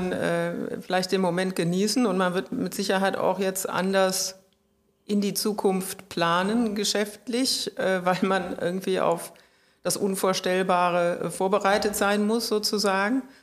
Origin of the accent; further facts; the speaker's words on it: Rhineland, Germany; als Rheinländerin ist man sowieso immer Berufsoptimist